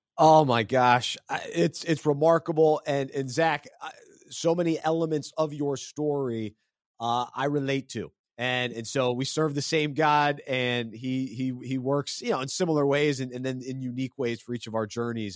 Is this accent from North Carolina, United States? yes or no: yes; Charlotte, North Carolina, United States; my hometown of Charlotte